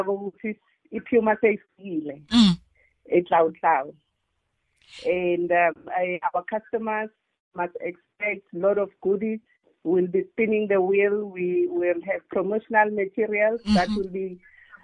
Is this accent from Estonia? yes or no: no; South Africa; I was born and bred in Tlautlau